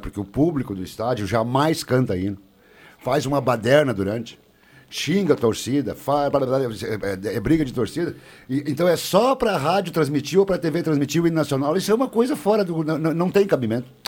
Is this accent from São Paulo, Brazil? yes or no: no; Santa Cruz do Sul, Rio Grande do Sul, Brazil; o único nascido em Santa Cruz aqui dessa turma sou eu, nasci no Cerro Alegre Baixo